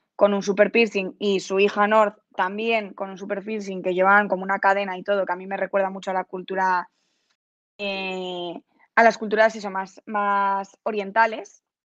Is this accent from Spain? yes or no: yes; Pontevedra, Galicia, Spain; yo soy de Pontevedra